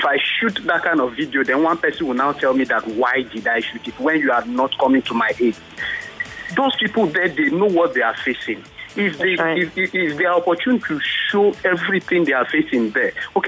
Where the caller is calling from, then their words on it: Israel; Yeah, this is … in Israel.